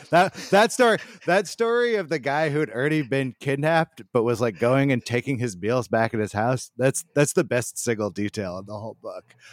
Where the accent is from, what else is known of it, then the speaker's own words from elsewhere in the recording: United States; as an American